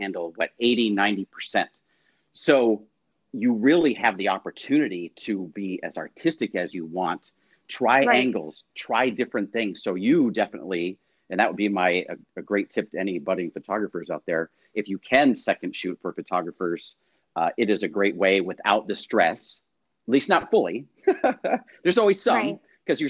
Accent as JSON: {"language": "English", "town": "Poway", "region": "California", "country": "United States", "tie": "born or raised there", "said": "Poway, Rancho Bernardo, which is great because it was my hometown"}